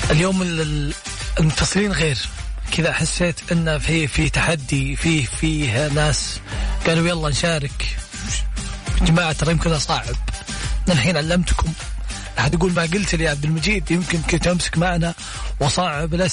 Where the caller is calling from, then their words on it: Tabuk, Tabuk Province, Saudi Arabia; انا اكلمك من السعوديه من من السعوديه من تبوك من تبوك